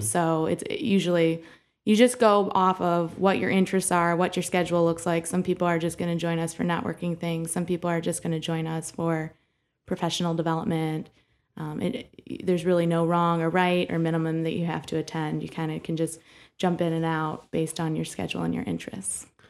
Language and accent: English; Bowling Green, Ohio, United States; now in Toledo, United States; I grew up in Bowling Green, Ohio